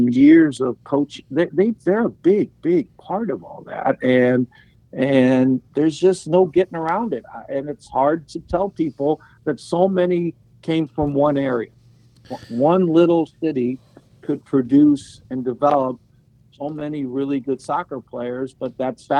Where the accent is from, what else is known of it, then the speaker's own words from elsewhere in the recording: St. Louis, Missouri, United States; now in California, United States; growing up in St. Louis.